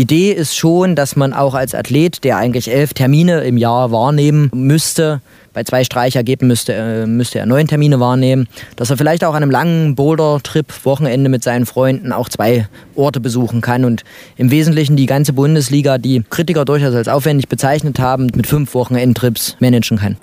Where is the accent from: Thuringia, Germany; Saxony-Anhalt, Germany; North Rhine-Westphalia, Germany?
Thuringia, Germany; Mühlhausen; moved away; also born or lived in Jena; bin aus Mühlhausen